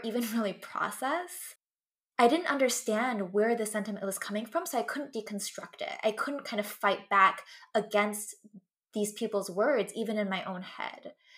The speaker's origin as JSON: {"language": "English", "region": "West Coast", "country": "United States", "tie": "born or raised there", "first_language": "English", "said": "I grew up in the West Coast"}